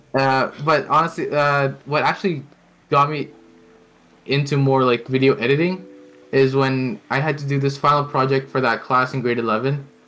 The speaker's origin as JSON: {"language": "English", "country": "Canada", "tie": "born or raised there", "also_born_or_lived": "Philippines", "accent": "North American", "first_language": "Tagalog", "second_language": "English", "said": "growing up here, like in Canada"}